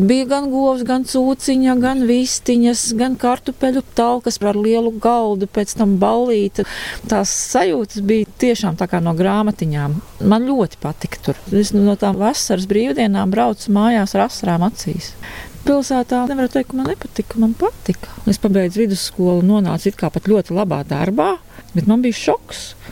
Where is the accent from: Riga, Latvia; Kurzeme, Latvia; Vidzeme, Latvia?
Riga, Latvia; pati es esmu 100% uzaugusi Rīgā uz akmeņiem, bet es uzaugu pie Agenskalna tirgus.